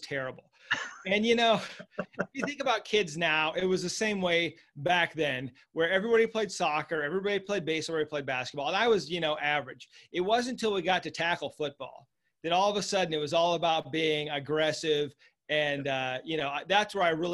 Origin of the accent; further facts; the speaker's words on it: Lincoln, Nebraska, United States; I was raised in Lincoln, Nebraska